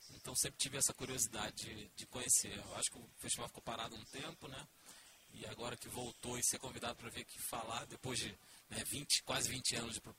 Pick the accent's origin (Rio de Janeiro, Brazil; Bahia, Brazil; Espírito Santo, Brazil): Rio de Janeiro, Brazil; eu sou do Rio